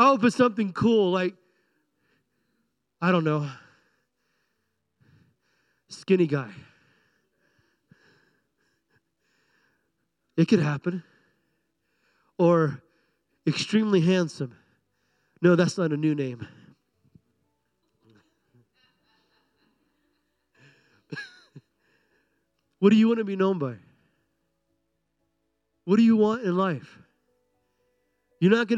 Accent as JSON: {"language": "English", "country": "United States", "said": "I'm an American"}